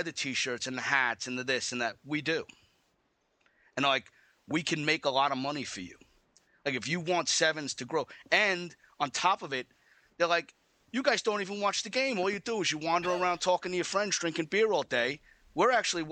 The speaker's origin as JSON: {"language": "English", "country": "United States", "said": "I'm an American"}